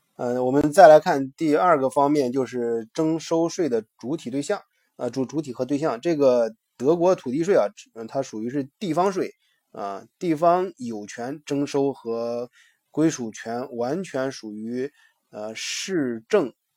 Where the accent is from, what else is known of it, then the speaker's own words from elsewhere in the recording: China; 我们中国人想，比较接受的一个想法